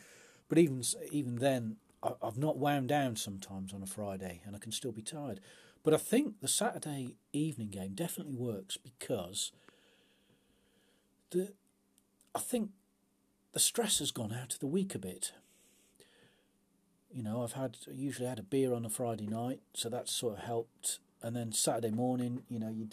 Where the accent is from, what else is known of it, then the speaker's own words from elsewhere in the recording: England, United Kingdom; I'm English